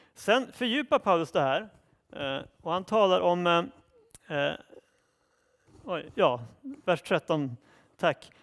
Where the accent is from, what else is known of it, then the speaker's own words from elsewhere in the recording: Sweden; Vi tänker naturligtvis som svenskar utifrån ett svenskt perspektiv